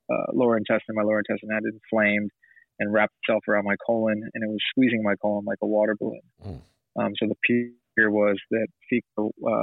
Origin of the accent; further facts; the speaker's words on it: Dallas, Texas, United States; We're both from Dallas, Texas.